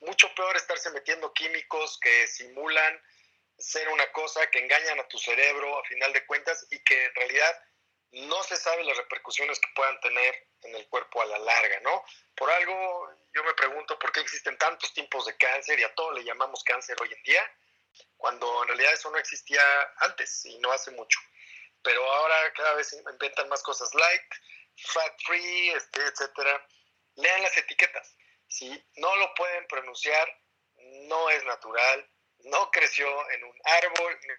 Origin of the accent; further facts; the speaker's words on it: Sonora, Mexico; Yo mi soy de Sonora